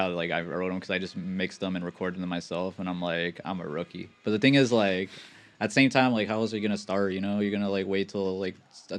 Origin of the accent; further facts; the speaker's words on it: Los Angeles, California, United States; Me and Owen are from Sunland